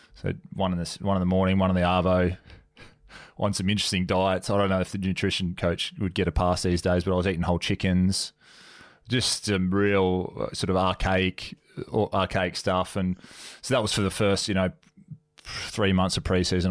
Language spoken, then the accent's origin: English; Gympie, Queensland, Australia; moved away as an adult; also born or lived in Brisbane, Australia; I grew up in um in Gympie, which is a couple of hours north of Brizzy, and then went to boarding school in, in Brisbane